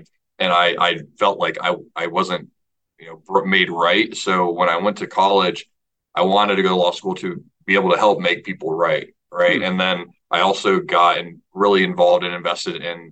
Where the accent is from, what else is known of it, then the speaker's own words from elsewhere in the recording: Orlando, Florida, United States; I'm from Orlando, Florida, a son of a single mother who worked up to four jobs when I was a kid